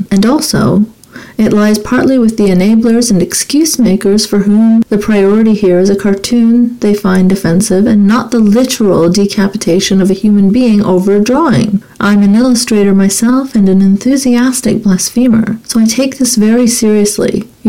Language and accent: English; Saudi Arabia; now in Canada; I'm an immigrant to Canada of Pakistani background, but I grew up in Saudi Arabia.